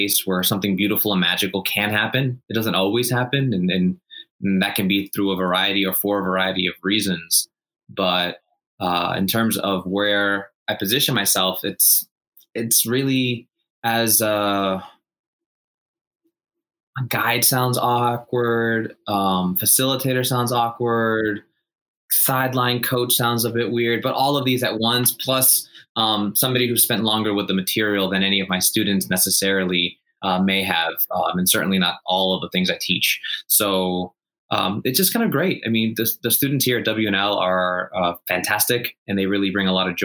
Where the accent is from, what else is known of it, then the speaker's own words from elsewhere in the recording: Chile; moved away; I was born in Chile and I grew up eating avocados.